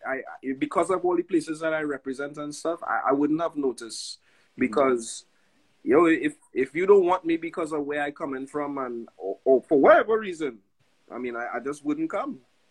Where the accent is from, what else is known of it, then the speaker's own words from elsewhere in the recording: New York, United States; also born or lived in Trinidad and Tobago; we were born in Trinidad and Tobago, but we grew up in Brooklyn. We came together, we connected here in Brooklyn, New York.